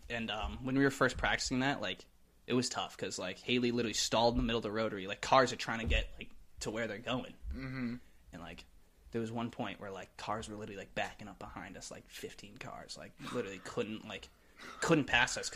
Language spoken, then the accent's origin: English; United States; Listen, we're American.